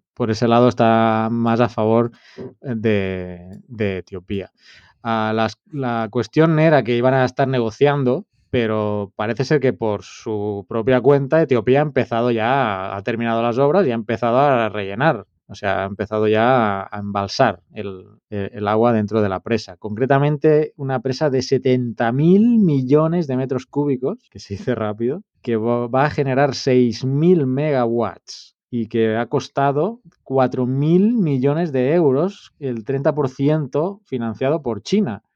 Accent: Terrassa, Catalonia, Spain; moved away as an adult; now in El Salvador; desde pues, Tarrasa, mi ciudad natal

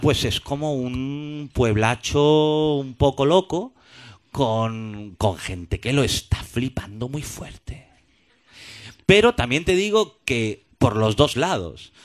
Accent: Madrid, Community of Madrid, Spain; moved away as an adult; now in Barcelona, Spain; yo soy madrileño, llevo allí 12 años

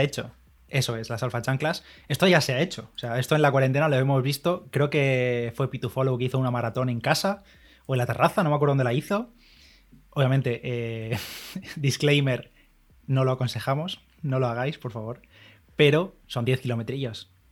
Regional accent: Bigastro, Valencian Community, Spain; mi pueblo en Bigastro

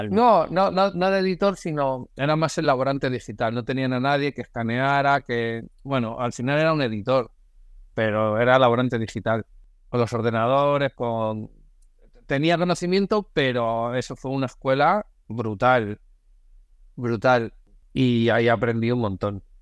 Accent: Galicia, Spain; also born or lived in Madrid; yo soy gallego, nacido en Madrid, pero me considero gallego, de hacer varias rutas fotográficamente en Galicia.

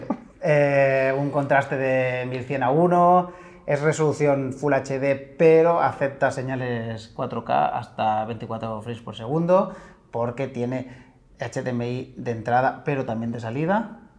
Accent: Cadavedo, Asturias, Spain; moved away; a mi pueblo, a Cadavedo

